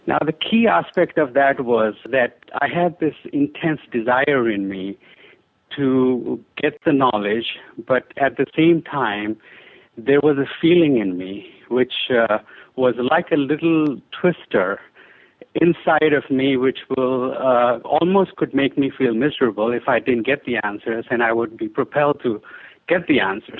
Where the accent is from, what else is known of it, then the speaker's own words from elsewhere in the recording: Delhi, India; when I was a child, I, I grew up in India, primarily Delhi, which is the capital of India